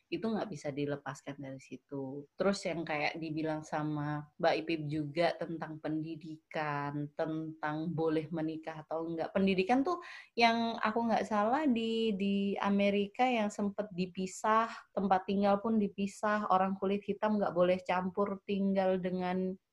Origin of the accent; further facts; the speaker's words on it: Java, Indonesia; karena mungkin kita sebagai orang Jawa dijajah ber tahun-tahun sama orang Belanda